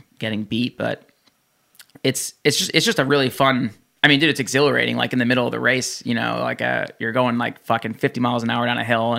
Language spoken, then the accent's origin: English; New Jersey, United States; I grew up in New Jersey, and I went to New York City a lot, and Florida, and like the whole East Coast